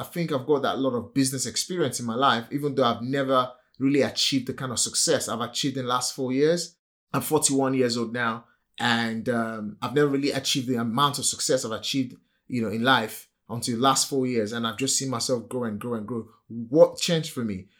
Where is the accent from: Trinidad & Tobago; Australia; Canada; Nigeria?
Nigeria; accent: typical African accent; English is a second language; moved away as an adult; now in United Kingdom; Born and raised in Nigeria